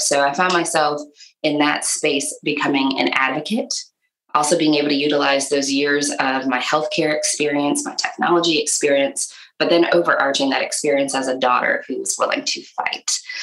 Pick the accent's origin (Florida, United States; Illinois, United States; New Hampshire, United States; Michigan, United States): Michigan, United States; moved away as an adult; now in Nashville, United States; I am originally from Michigan, but have lived in Nashville for a very long time